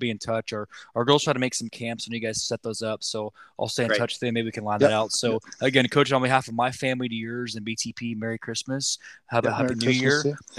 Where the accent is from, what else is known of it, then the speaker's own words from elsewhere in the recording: Lawton, Oklahoma, United States; I know we grew up in Lawton